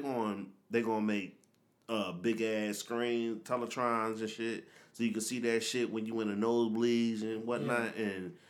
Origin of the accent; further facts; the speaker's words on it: Philadelphia, Pennsylvania, United States; I'm from Philly, so I go to the Eagles games and shit.